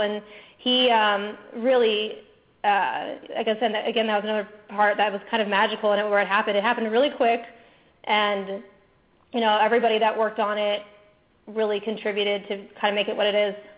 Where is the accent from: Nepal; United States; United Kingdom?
United States; Orlando, Florida; I'm originally from Orlando, Florida, where I grew up going to Disneyland all the time